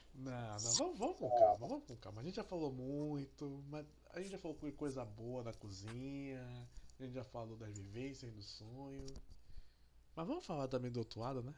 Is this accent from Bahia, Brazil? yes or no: yes; Bahia, Brazil; eu, enquanto baiano